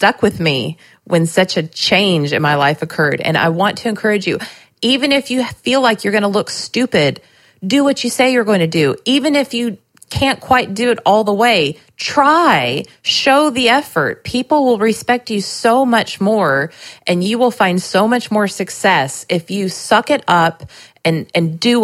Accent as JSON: {"language": "English", "region": "Southern California", "country": "United States", "tie": "born or raised there", "also_born_or_lived": "Nashville, Tennessee", "moved": "yes", "lives_now": "Lebanon, Tennessee, United States", "said": "I grew up in Southern California"}